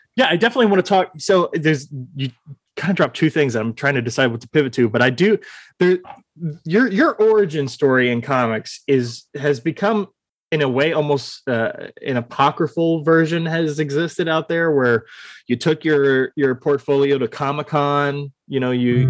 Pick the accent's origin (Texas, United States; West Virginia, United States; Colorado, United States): Texas, United States; Austin; I was born and raised here in Austin, Texas